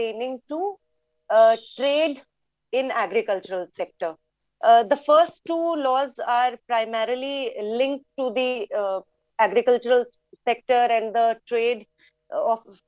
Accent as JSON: {"language": "English", "country": "India", "said": "I'm from India."}